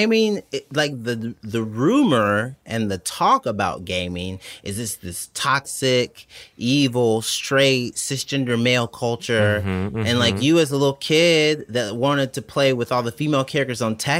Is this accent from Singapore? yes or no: no; Atlanta, Georgia, United States; I was born and raised on Atlanta.